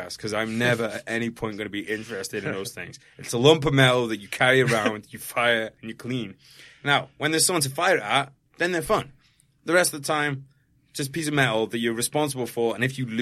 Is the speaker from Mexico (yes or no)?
no; United Kingdom; I'm British.